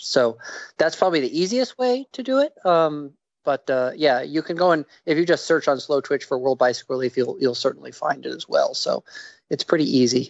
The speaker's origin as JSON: {"language": "English", "region": "New York", "country": "United States", "moved": "yes", "said": "I'm from New York originally"}